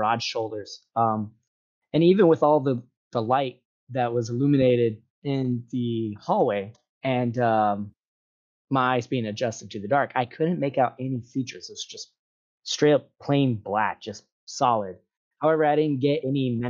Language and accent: English; Hawaii, United States; I grew up in Hawaii